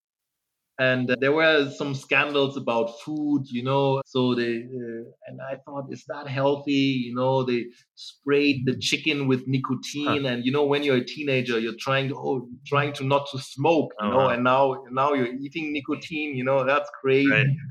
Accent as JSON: {"language": "English", "country": "Germany", "tie": "born or raised there", "also_born_or_lived": "Nigeria", "moved": "as an adult", "said": "So I was born in Germany, close to Hamburg in, mm-hmm. in the north. My mother is German, my father is Nigerian. And then I really grew up in Germany"}